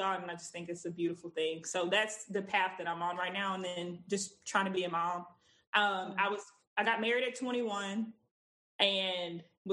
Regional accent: Texas, United States; I'm 28. I'm from Texas

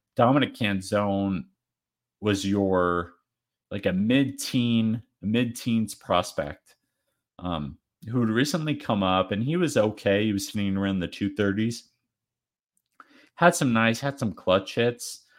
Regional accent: Arizona, United States; I'm a D-backs fan, we're D-backs fans, we're from Arizona

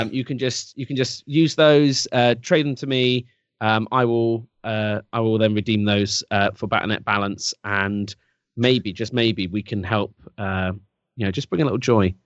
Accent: England, United Kingdom; I'm English

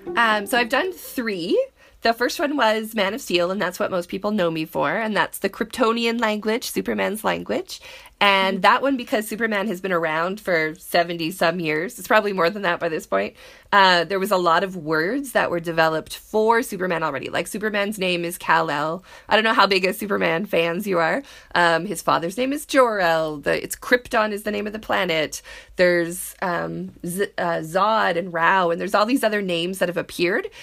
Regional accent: Canada; being Canadian, we all learned French

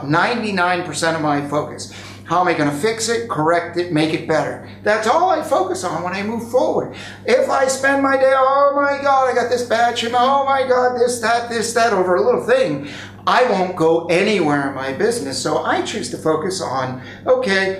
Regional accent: United States; I have grown up as an American, lived in America

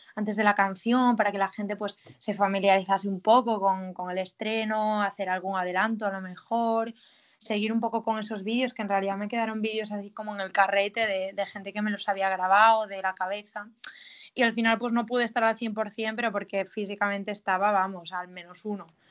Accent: Galicia, Spain; moved away; al ser mi tierra

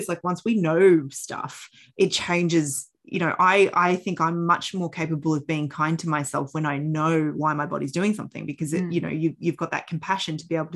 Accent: Australia; also born or lived in Canada; I was born in Canada. And when we moved to Australia, I was 6 years old

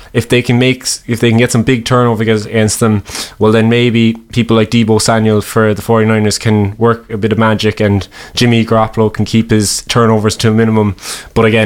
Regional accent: Cork, Munster, Ireland; we're from Cork

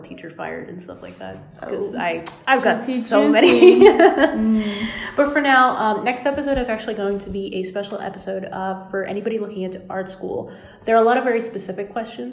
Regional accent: United States; I'm an American

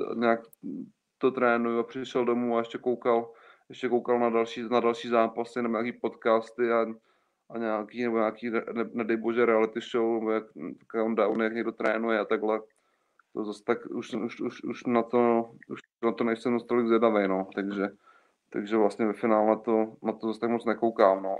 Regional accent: Czechia

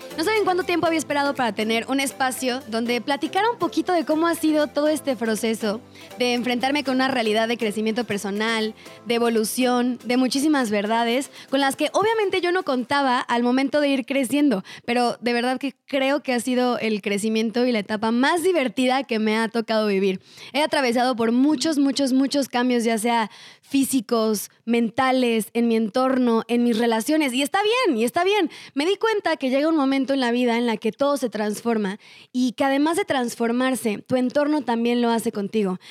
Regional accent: Cuernavaca, Morelos, Mexico; yo soy de Cuernavaca, Morelos

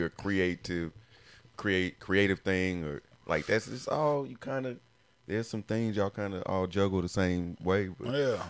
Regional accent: Decatur, United States; I know, I'm from Decatur, too.

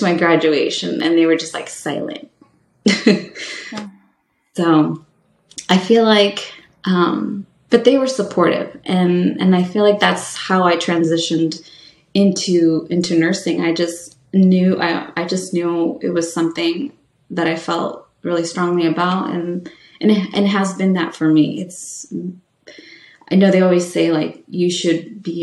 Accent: California, United States; moved away as an adult; also born or lived in Maine / Vermont / New York; When I am from California, my community that I grew up in is very much Latino

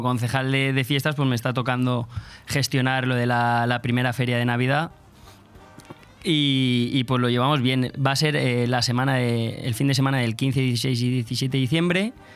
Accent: Polop, Valencian Community, Spain; yo soy de Polop

